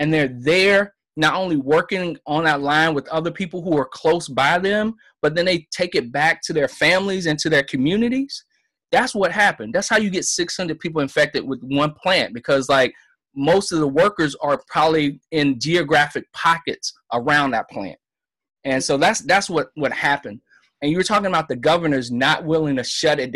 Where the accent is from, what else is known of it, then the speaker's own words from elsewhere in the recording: South Carolina, United States; My home state is South Carolina